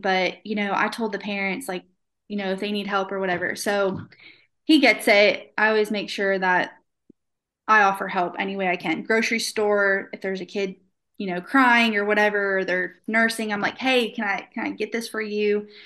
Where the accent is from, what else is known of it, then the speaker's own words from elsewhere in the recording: Florida, United States; now in Shreveport, United States; I'm from Florida